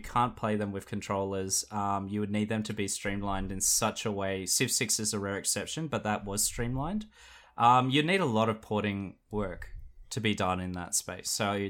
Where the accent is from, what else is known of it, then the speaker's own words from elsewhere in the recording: South Australia, Australia; It's culturally my heritage. I come from South Australia.